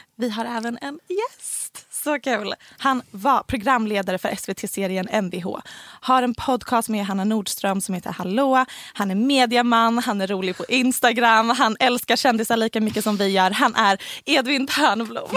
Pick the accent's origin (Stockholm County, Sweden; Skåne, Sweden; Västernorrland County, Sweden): Skåne, Sweden; Helsingborg; accent: Helsingborg dialect; Så här pratar alla på mitt gymnasium för jag gick på ett ganska snobbigt oh gymnasium